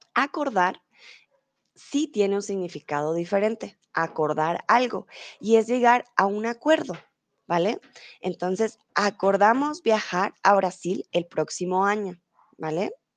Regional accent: Colombia; now in Germany; soy de Colombia, vivo comúnmente en Alemania, pero ahora estoy en México

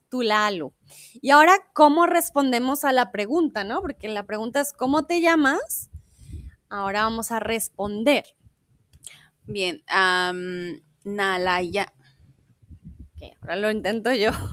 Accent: Bogotá, Colombia; also born or lived in Mexico; now in Germany; yo soy de Bogotá, en Colombia

